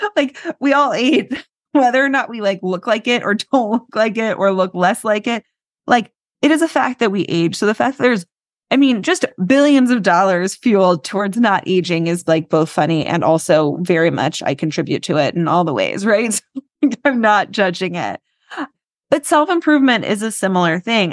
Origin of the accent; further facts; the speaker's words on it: New York City, New York, United States; I live in New York, I grew up in New York City